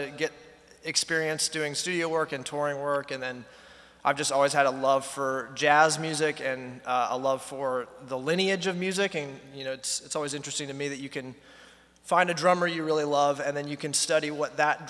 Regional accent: North Carolina, United States; Yeah, from North Carolina, and I studied music in school in Boone, North Carolina.

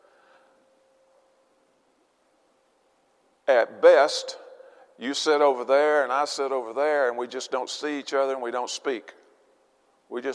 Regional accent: Arkansas, United States; I'm from Arkansas.

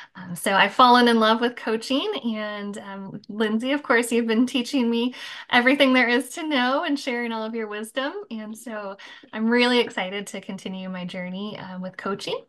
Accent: Michigan, United States; now in Florida, United States; I live in Florida now. I grew up in Michigan

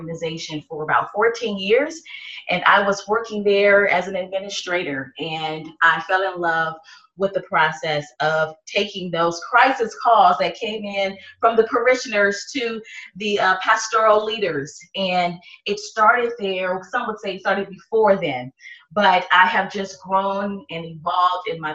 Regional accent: Los Angeles, California, United States; I was born and raised in Watts, California

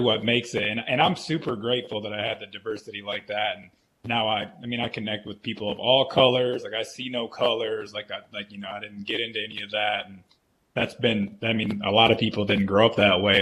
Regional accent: Flint, Michigan, United States; I was born in Flint, Michigan

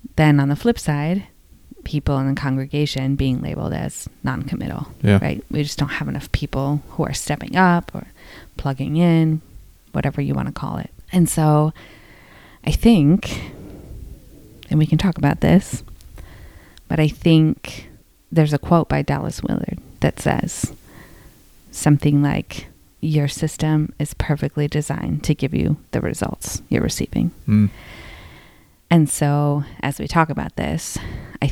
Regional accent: Philippines; from the Philippines

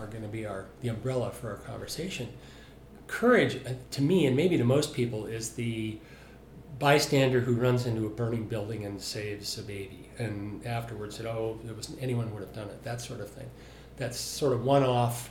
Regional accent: Salt Lake City, Utah, United States; I'm from Salt Lake City

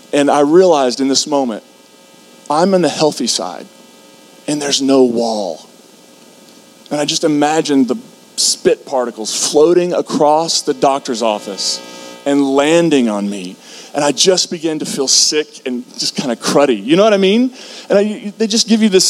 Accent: Kentucky, United States; I grew up in Kentucky

